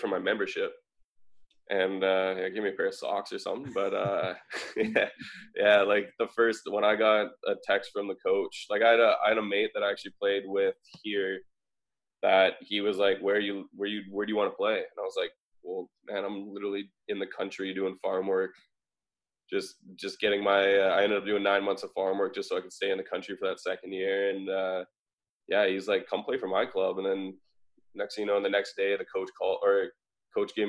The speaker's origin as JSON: {"language": "English", "country": "Canada", "said": "as a Canadian"}